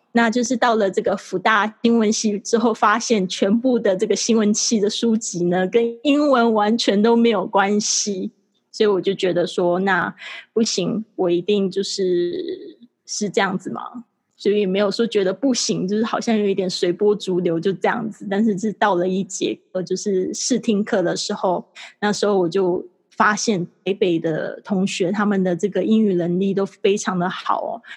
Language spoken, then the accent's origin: Chinese; Kaohsiung, Taiwan; moved away as an adult; also born or lived in Shanghai; 我就是土生土长地在台湾高雄长大，那我就是学习的时候也是在高雄上补习班